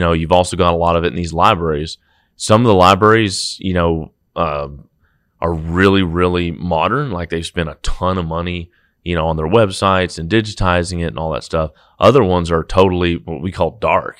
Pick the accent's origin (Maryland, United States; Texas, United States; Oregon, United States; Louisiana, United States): Texas, United States; Brock; also born or lived in Fort Worth, Texas; raised in Brock's, out about forty minutes west, a little tiny town